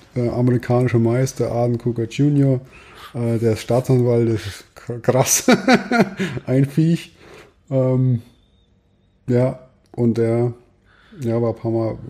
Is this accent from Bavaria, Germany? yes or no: yes; Ottmannshausen, Bavaria, Germany; also auch ziemlich ländlich geprägt bei mir, wo ich herkomme. Ich komme aus Ottmannshausen